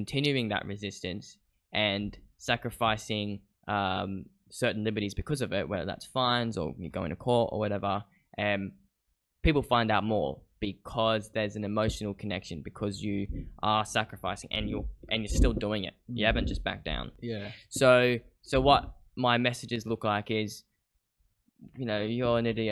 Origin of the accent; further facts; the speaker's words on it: Caloundra, Queensland, Australia; now in Brisbane, Australia; I'm from Caloundra on the Sunshine Coast